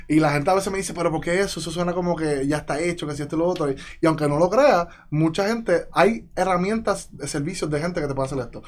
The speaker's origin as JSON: {"language": "Spanish", "town": "Yabucoa", "country": "Puerto Rico", "tie": "born or raised there", "also_born_or_lived": "Chicago, United States / Mayagüez, Puerto Rico", "said": "yo vengo de Yabucoa. Yo vengo de Yabucoa, arriba, monte, una vida bien tranquila. Viví en Chicago como niño, hasta tercer grado."}